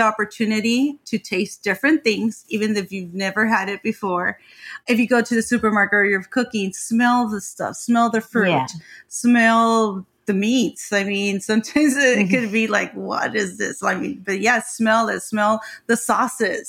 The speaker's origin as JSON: {"language": "English", "town": "Ensenada", "region": "Baja California", "country": "Mexico", "tie": "born or raised there", "also_born_or_lived": "Tijuana", "moved": "as an adult", "said": "I'm from Ensenada, Mexican, and I did live there until 15 years ago."}